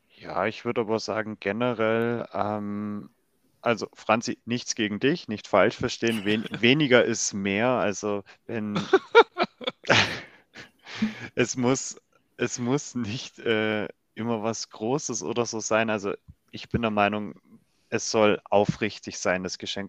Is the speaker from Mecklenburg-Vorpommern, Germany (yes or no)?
no; Lindau, Bavaria, Germany; also auch aus der Heimat, von der Region, wo ich komme wo ich herkomme